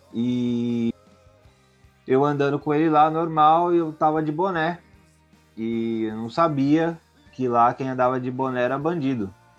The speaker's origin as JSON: {"language": "Portuguese", "region": "São Paulo", "country": "Brazil", "said": "eu sou de São Paulo e... e... Ah, mas que lugar de São Paulo? Eu falei, como é, Zona Oeste"}